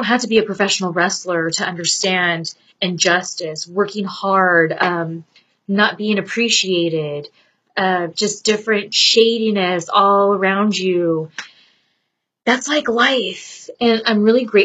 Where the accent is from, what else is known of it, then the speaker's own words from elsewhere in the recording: Southern California, United States; have been born and bred in SoCal